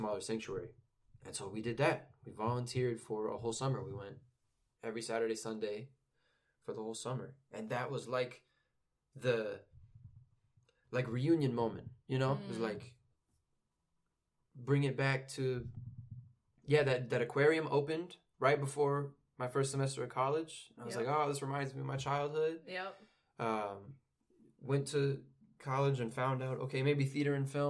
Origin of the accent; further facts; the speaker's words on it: near Branson, Missouri, United States; It's in between Branson and my hometown. It's only like 30 minutes from there